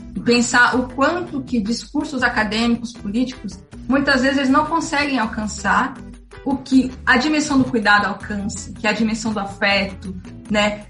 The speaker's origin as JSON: {"language": "Portuguese", "region": "São Paulo", "country": "Brazil", "said": "sou da periferia de São Paulo, da Zona Leste"}